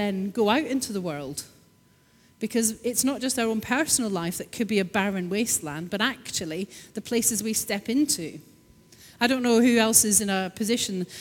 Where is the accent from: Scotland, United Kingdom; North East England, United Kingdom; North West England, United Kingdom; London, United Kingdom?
Scotland, United Kingdom; I'm Scottish